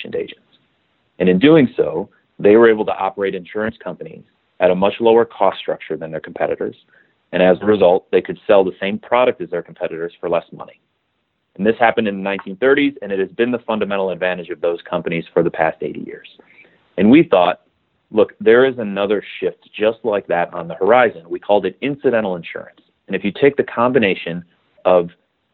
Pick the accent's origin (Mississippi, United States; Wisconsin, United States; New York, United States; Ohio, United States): Wisconsin, United States; Milwaukee; also born or lived in Madison, Wisconsin; I grew up in Milwaukee, Wisconsin